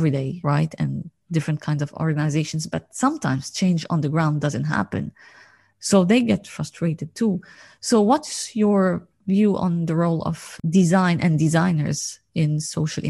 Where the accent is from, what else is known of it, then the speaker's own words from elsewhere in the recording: Lebanon; I come from Lebanon